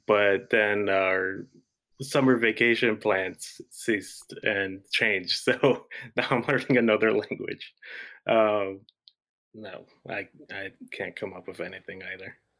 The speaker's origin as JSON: {"language": "English", "town": "Fort Lauderdale", "region": "Florida", "country": "United States", "moved": "yes", "lives_now": "Cape Coral, United States", "said": "I'm originally from South Florida, Fort Lauderdale area"}